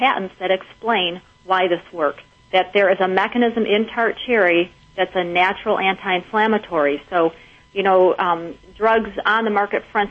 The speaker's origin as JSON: {"language": "English", "region": "Michigan", "country": "United States", "said": "I'm from Michigan."}